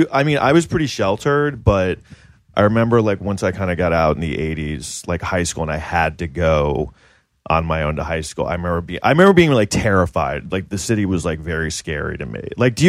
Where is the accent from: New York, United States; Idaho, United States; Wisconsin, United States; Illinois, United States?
New York, United States; New York City; born or raised there; also born or lived in Los Angeles